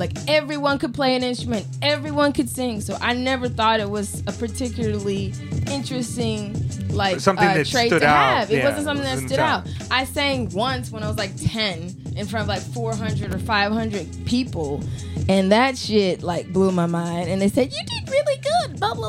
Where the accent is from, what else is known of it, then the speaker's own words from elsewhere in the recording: Atlanta, Georgia, United States; Atlanta. So that's where I claim to come from, but I moved around a lot.